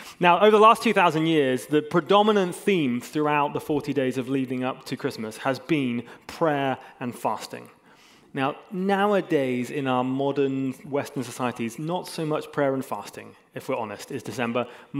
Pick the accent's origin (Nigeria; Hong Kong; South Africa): Hong Kong; I also grew up in Hong Kong, and I spent a long time growing up in Hong Kong, and if people say, where are you from? I often say, hey, I'm from Hong Kong